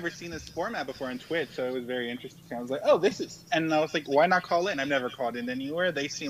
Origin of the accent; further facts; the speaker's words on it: United States; I'm an American.